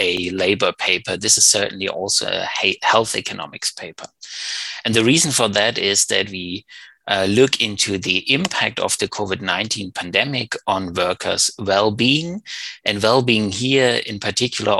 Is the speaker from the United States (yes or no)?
no; Germany; moved away; also born or lived in Berlin; Originally I come from Germany, and I studied economics in Berlin